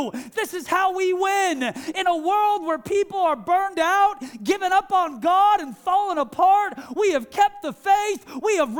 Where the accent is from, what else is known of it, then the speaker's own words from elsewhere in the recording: Seattle, Washington, United States; the church that I grew up in Seattle